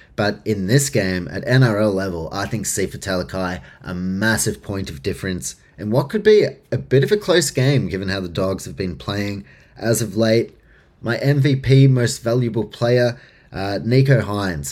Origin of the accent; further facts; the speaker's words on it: Auckland, New Zealand; I grew up in New Zealand, in Auckland